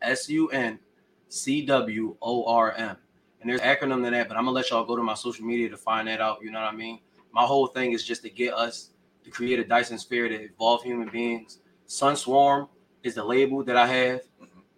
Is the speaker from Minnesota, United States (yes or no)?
no; Philadelphia, Pennsylvania, United States; also born or lived in Chester, Pennsylvania; I'm from Philly. That's where I was born. That's where I grew up.